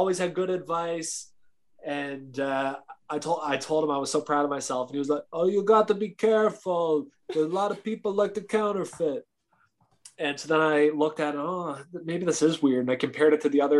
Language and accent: English; Canada; me being a generous, kind Canadian